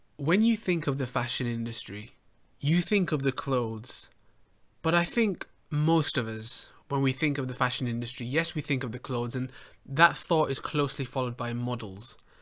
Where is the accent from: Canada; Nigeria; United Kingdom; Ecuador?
United Kingdom; England; I grew up in England